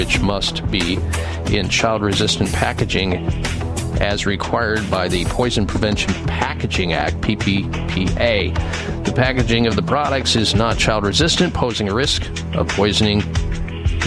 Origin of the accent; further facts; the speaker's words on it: Midwest, United States; I grew up in the Midwest